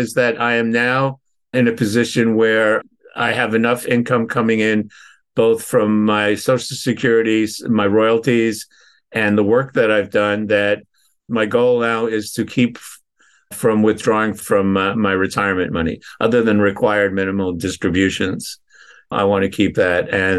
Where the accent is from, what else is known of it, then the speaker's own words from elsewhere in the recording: Northampton, Massachusetts, United States; I was with a client in my hometown where I was living, Northampton, Massachusetts, walked into a restaurant.